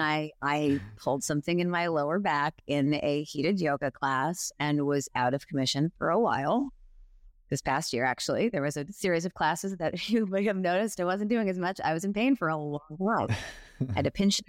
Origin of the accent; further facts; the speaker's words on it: New York, United States; I am a New Yorker